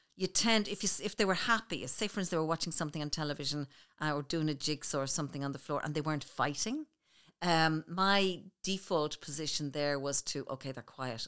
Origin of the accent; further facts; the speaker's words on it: Clondalkin, Leinster, Ireland; we grew up on Saint Bridget's Road in Clondalkin